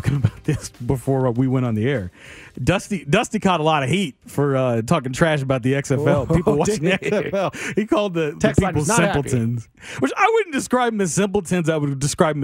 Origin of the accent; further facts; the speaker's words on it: Kansas City, Missouri, United States; I grew up in South Kansas City